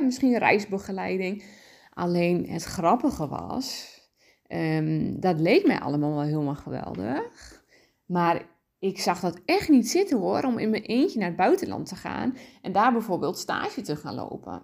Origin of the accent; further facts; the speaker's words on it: Dalen, Drenthe, Netherlands; ik ben opgegroeid in Dalen